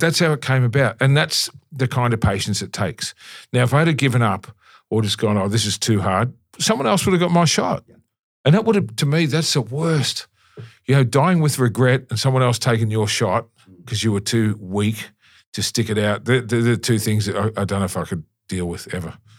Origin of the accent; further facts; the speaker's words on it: Melbourne, Victoria, Australia; in Melbourne, in my hometown, I love Melbourne